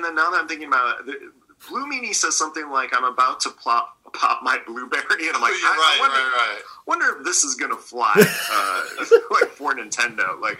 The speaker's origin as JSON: {"language": "English", "town": "Scranton", "region": "Pennsylvania", "country": "United States", "tie": "born or raised there", "also_born_or_lived": "Pittsburgh", "moved": "as an adult", "said": "I grew up in Scranton and then I lived in Pittsburgh for years."}